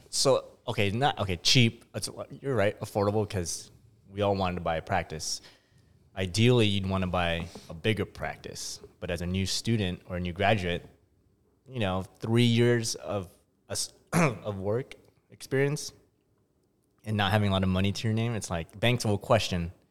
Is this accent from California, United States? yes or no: yes; San Diego, California, United States; I'm from San Diego